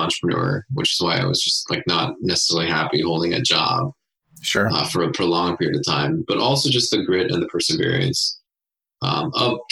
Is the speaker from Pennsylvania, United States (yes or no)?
no; Cerritos, California, United States; We grew up in Southern California